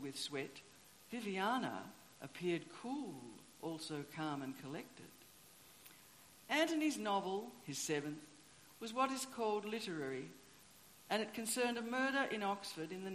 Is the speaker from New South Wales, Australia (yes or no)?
no; Tasmania, Australia; moved away; I grew up in Tasmania